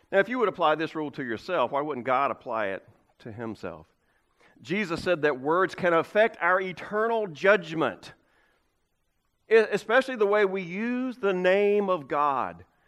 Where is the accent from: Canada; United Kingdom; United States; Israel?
United States; Creswell, North Carolina; moved away; whenever I go back to my hometown, Cresswell